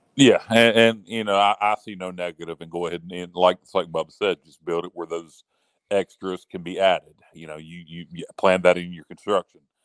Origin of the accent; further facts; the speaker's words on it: the South, United States; I'm being from the South